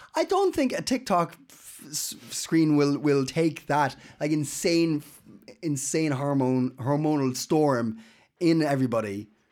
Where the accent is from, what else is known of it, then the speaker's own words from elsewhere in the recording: Ireland; now in Denmark; I'm Irish